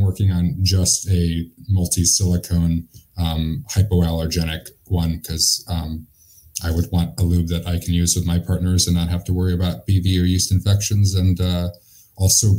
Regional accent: Hartford, Connecticut, United States; I grew up in Hartford, Connecticut in an Irish and Italian Catholic family

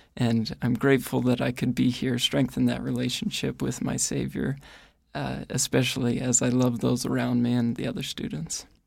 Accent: Ohio, United States; moved away as an adult; now in Rexburg, United States; I grew up in Ohio

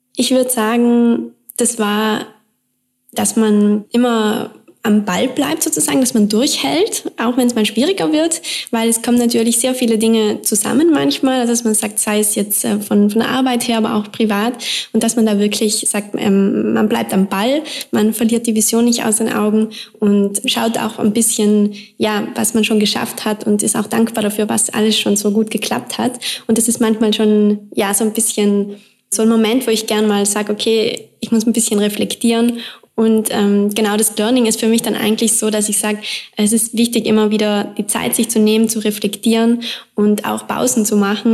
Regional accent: South Tyrol, Trentino-Alto Adige, Italy; now in Vienna, Austria; ich komme aus Südtirol

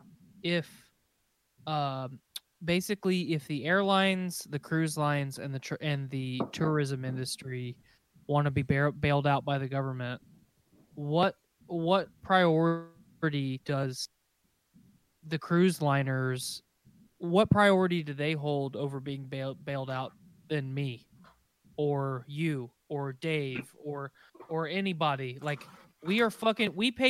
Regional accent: United States

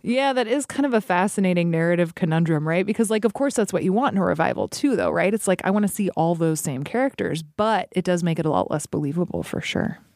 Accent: Alaska, United States; now in Chicago, United States; I grew up in Alaska

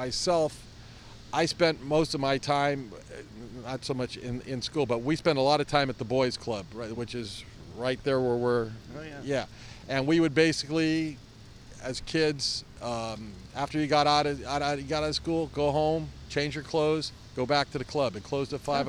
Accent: San Francisco, California, United States; I grew up in North Beach, and I lived within a 2-block radius of the bakery

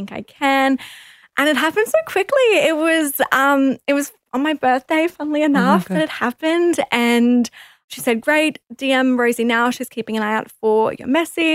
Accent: Rockhampton, Queensland, Australia; I'm originally from Rockhampton. It's a small little town, and straight out of high school

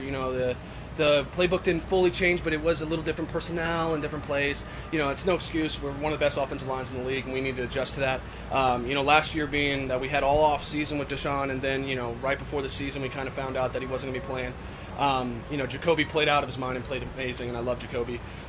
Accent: Virginia, United States; I'm from Northern Virginia, but my wife is from 45 minutes on the other side of Virginia, Craig County.

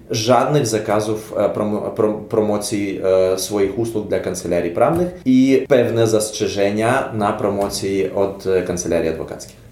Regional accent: Ukraine; Polish is a second language; nasz kraj i my, jako Ukraińcy

